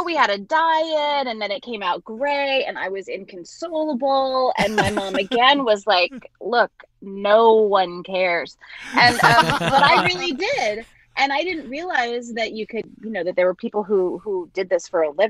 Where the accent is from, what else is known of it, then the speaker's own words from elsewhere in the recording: Long Island, New York, United States; And I grew up on Long Island, and so I would take the train into the city to go to auditions.